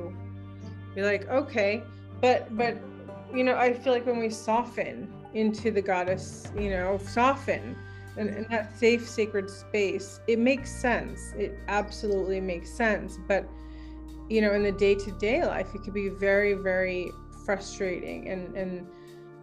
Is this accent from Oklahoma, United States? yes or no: no; Ashland, Oregon, United States; I'm from Ashland